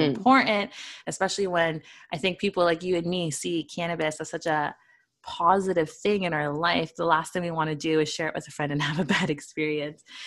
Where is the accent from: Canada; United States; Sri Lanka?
Canada; Toronto, Ontario; I'm from a not a small town. I'm from a big town, Toronto